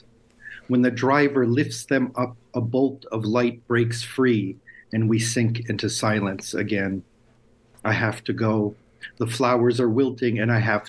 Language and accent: English; United States; first language Lithuanian; moved away as an adult; now in Lithuania; I was born in the States, but my parents were born here